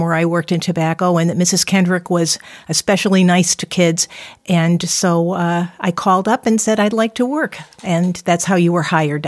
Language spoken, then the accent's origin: English; Windsor, Connecticut, United States; I'm from Windsor, and I grew up in the Deerfield section of Windsor